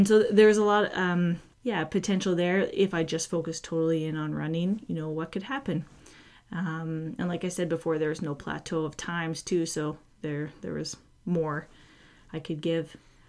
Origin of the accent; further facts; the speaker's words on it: Edmonton, Alberta, Canada; and then 2014, I got to compete in Edmonton. So I guess it would be my hometown world championship race.